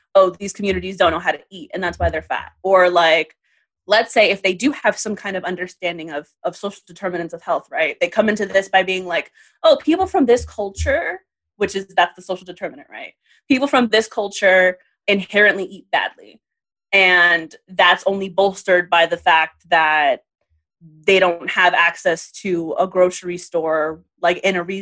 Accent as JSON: {"language": "English", "town": "New York City", "region": "New York", "country": "United States", "tie": "born or raised there", "said": "I grew up in the Bronx at the time that like these farmers markets, things were really happening"}